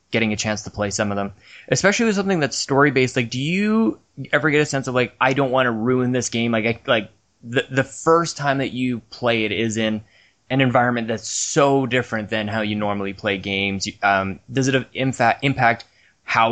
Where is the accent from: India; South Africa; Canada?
Canada; I'm Canadian